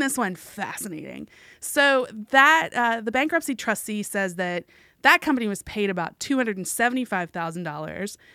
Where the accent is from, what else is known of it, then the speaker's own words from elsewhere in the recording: West Virginia, United States; moved away as an adult; I'm from West Virginia, small state, lots yeah. of rural areas